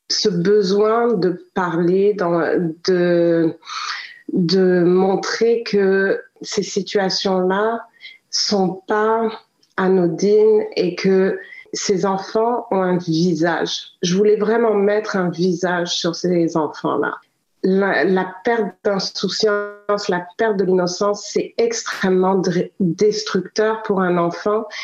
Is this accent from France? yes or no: no; Quebec, Canada; also born or lived in Africa; en tant que Québécoise, j'ai vraiment eu ce feeling que j'ai pas eu une vie conventionnelle. J'ai eu une vie où j'ai euh, j'ai beaucoup voyagé, je suis née, j'ai grandi en Afrique